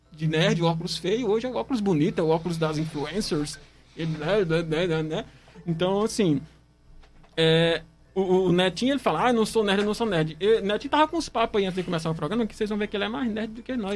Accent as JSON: {"language": "Portuguese", "region": "Northeast Region", "country": "Brazil", "said": "a gente aqui, enquanto nordestino, por exemplo, se a gente fosse encaixar aqui em todos os estereótipos"}